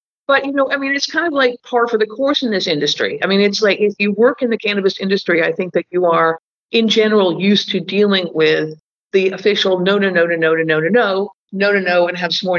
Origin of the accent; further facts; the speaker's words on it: London, United Kingdom; Yeah, I am an American. I grew up in London.